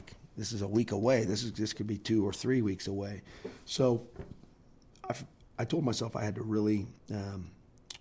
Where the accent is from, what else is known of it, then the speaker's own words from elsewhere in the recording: Columbus, Ohio, United States; moved away as an adult; now in Normal, United States; I'm in my hometown. I'm working for a guy that I love.